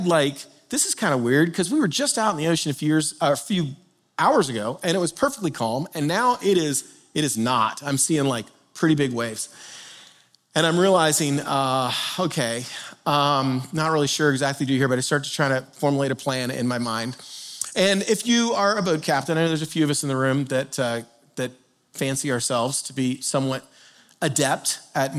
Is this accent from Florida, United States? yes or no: yes; South Florida, United States; moved away; I grew up in South Florida and learned to boat on the Intracoastal.